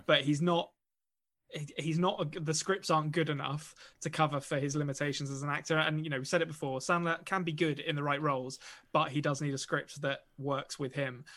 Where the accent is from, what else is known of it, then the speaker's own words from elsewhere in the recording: England, United Kingdom; I'm an Englishman